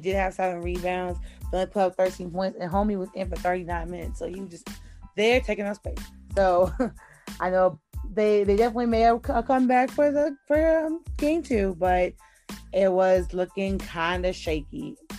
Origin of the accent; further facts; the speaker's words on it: New York City, New York, United States; even though I'm a New Yorker